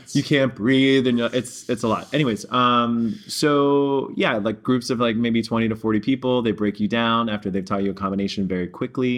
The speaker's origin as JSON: {"language": "English", "town": "New York City", "region": "New York", "country": "United States", "tie": "born or raised there", "also_born_or_lived": "Pittsburgh, Pennsylvania", "moved": "yes", "lives_now": "Texas, United States", "said": "I'm from Pittsburgh, which is super hilly and kind of mountainous. And then I grew up in New York City for most of my life."}